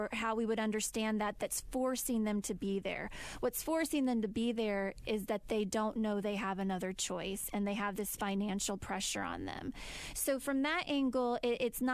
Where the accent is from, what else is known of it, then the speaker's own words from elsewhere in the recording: United States; us as American women